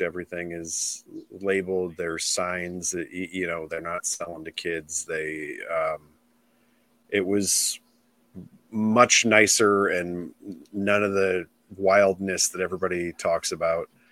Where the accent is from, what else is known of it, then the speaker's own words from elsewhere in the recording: Illinois, United States; I'm from Illinois